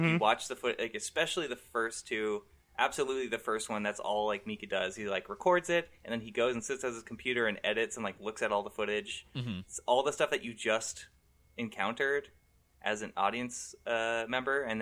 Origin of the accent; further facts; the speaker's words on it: California, United States; I grew up in California